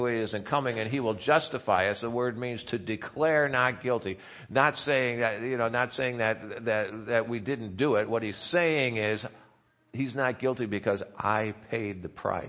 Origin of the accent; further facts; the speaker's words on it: Indiana, United States; I'm from Indiana